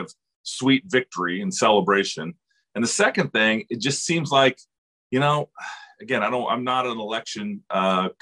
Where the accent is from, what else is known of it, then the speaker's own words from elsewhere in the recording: Iowa, United States; my home state of Iowa